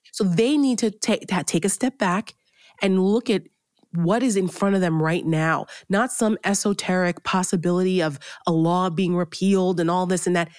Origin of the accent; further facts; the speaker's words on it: Bergen County, New Jersey, United States; I grew up in New Jersey, right outside New York City